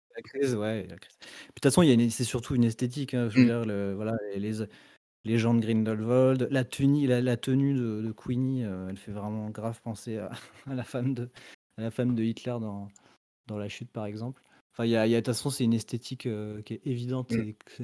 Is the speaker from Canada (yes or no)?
no; France; qu'on est français et pas et pas américain